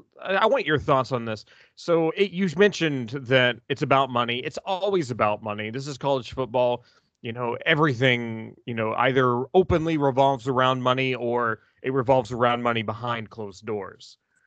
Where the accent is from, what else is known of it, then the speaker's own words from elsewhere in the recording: Tennessee, United States; also born or lived in Oklahoma; Because Tennessee, that's my hometown team. And then OU was kind of my family's adopted team by virtue of us living in Oklahoma for a while.